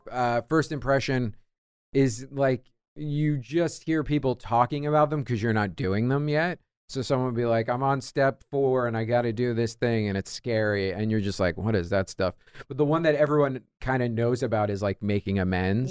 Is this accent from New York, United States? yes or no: yes; New York, United States; I'm Irish, I'm New York guy